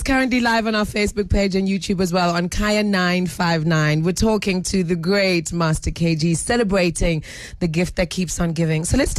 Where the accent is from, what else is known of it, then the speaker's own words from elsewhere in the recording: Guinea; I know, I'm from Guinea, so sometimes you don't get the nice radio.